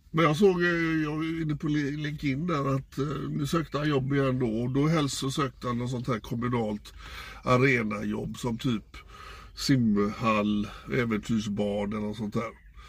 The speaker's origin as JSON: {"language": "Swedish", "town": "Gothenburg", "region": "Västra Götaland", "country": "Sweden"}